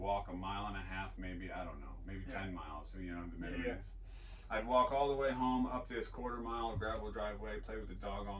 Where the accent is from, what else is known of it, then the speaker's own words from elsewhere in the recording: Vancouver, Washington, United States; So we go to Vancouver, Washington, rent a house, and I grew up in Vancouver, Washington for my preteens.